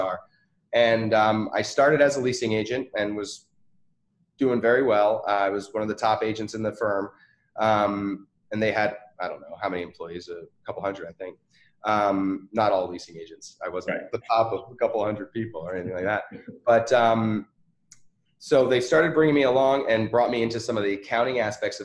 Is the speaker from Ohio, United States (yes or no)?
no; New York City, New York, United States; moved away; also born or lived in the South; I was born in Manhattan, New York